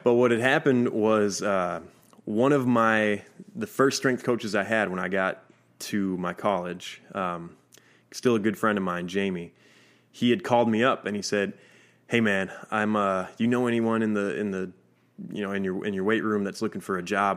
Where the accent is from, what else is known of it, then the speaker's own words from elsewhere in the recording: Minnesota, United States; I'm from Minnesota.